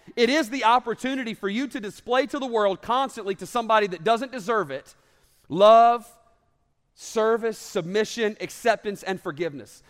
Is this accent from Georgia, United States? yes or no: yes; North Georgia, United States; also born or lived in Alabama; I grew up in North Georgia